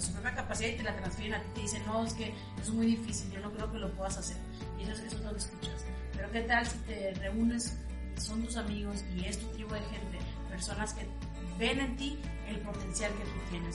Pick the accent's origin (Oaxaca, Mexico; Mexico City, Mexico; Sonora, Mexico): Sonora, Mexico; Ciudad Obregón; soy originaria de Ciudad Obregón, Sonora